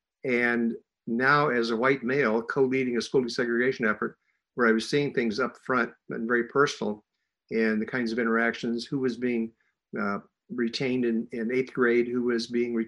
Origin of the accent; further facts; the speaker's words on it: Illinois, United States; in a district near Chicago in Illinois, my home state.